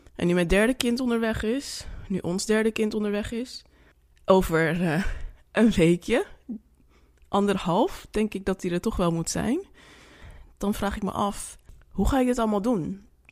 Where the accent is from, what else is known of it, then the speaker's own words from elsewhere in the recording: Suriname; now in Netherlands; ik ben Surinaamse